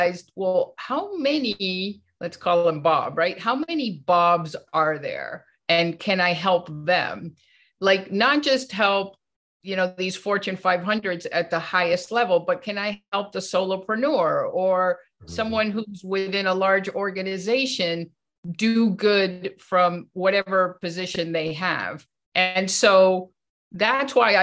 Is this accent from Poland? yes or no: no; Venezuela; I was born in Venezuela, and my dad was a workaholic